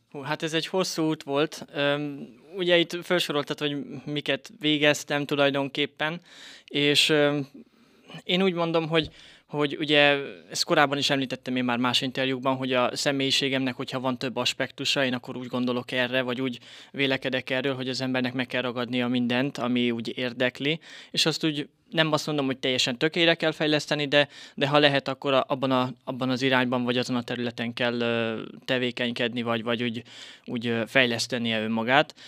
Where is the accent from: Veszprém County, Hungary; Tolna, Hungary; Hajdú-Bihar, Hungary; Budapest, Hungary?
Tolna, Hungary; Bátaszék; also born or lived in Szekszárd / Bali, Indonesia; én Bátaszéken születtem, 91-ben